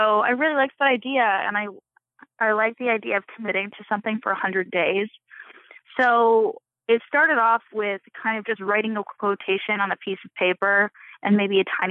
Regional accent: Canada; I'm Canadian.

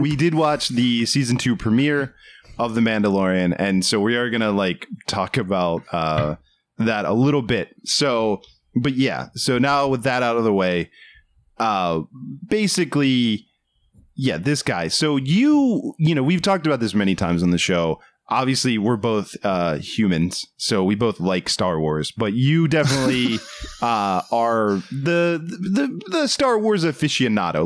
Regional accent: United States; moved away as an adult; now in Los Angeles, United States; you and I are from, and we grew up outside of the Washington, D C area

